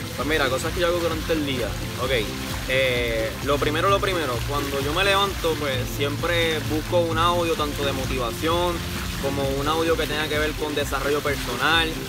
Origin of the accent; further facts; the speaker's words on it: Caguas, Puerto Rico; soy del pueblo de Cagua.